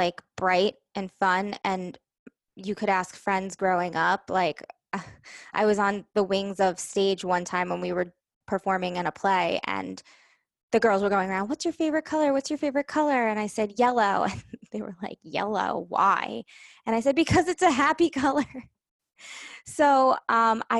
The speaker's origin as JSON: {"language": "English", "region": "New York", "country": "United States", "said": "I'm from New York"}